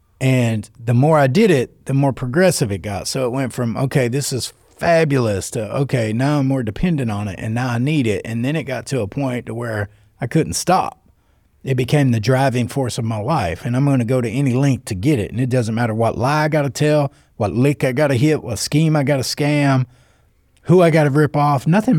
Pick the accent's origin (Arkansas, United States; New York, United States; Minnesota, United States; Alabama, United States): Arkansas, United States; North Little Rock; Well, it wasn't really because I was from North Little Rock. I grew up on Pike Avenue. You know what I mean? And so for 17 blocks, me and my pop were the only white people out there.